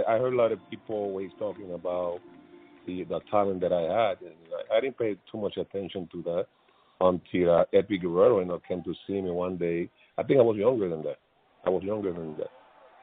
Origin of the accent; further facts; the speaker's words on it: San Pedro de Macorís, Dominican Republic; moved away; I grew up watching in my hometown, San Pedro de Macorís